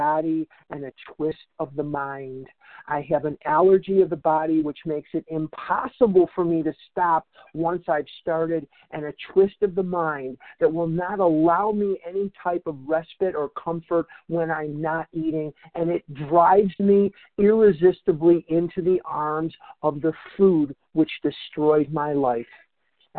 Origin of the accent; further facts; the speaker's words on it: Chicago, Illinois, United States; now in Scottsdale, United States; I was born in Chicago, raised in Chicago, educated in Chicago